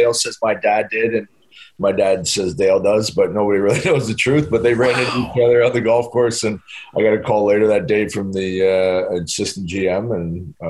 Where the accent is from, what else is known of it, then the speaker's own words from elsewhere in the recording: London, Ontario, Canada; playing in my hometown, like I grew up watching the London Knights, and my dad taking me to the games every Friday from when I was four to when I was nine